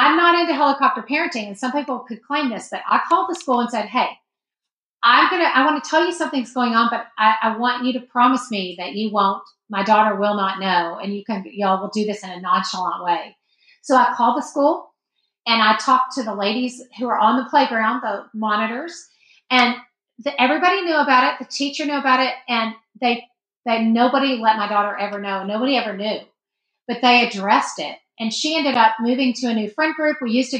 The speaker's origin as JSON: {"language": "English", "region": "the South", "country": "United States", "tie": "born or raised there", "said": "we grew up in the South and you have to be nice to everybody."}